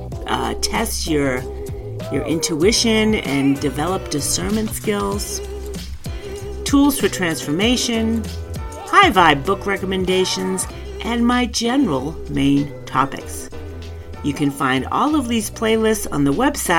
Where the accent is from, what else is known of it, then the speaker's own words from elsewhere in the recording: New England, United States; I'm from New England.